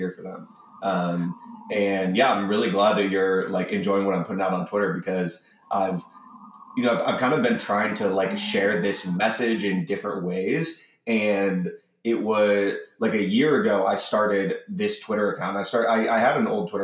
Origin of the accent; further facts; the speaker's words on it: Cleveland, Ohio, United States; I grew up in Cleveland in the 90s